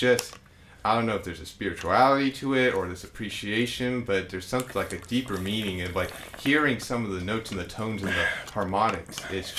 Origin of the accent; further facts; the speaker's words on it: Sacramento, California, United States; I'm from Sacramento